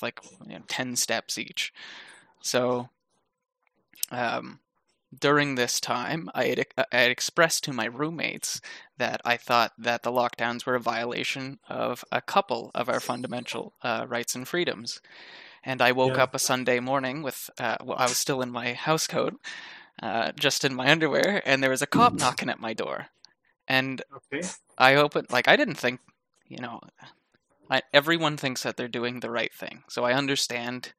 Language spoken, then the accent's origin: English; New Brunswick, Canada; I born and raised in New Brunswick, Canada